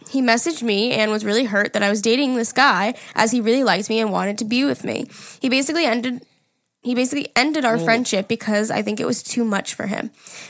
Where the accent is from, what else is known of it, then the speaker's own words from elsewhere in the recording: Canada; Hey, listen, Jerry, I'm almost 21 and I'm from Canada.